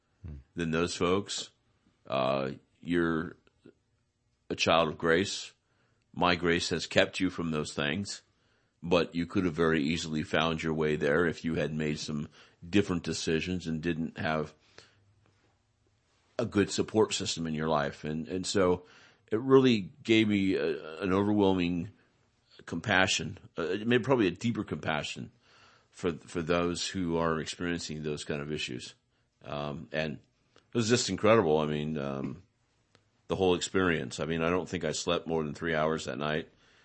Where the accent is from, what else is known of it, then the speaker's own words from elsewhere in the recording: Salinas, California, United States; And I'm from Salinas, and I heard there's good work up here, and I heard about the shelter, right?